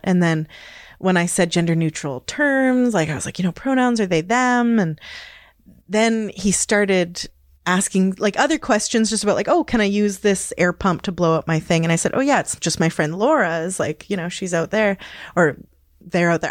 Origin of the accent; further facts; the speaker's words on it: Hazelton, British Columbia, Canada; also born or lived in Victoria, Canada; now in Smithers, Canada; I was born and raised in the Kispiox Valley, which is Gitxan territory